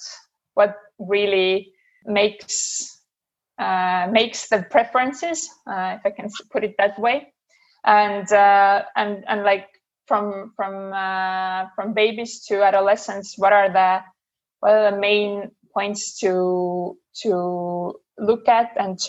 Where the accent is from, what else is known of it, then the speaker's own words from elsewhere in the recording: Estonia; moved away; also born or lived in Denmark; I'm originally from Estonia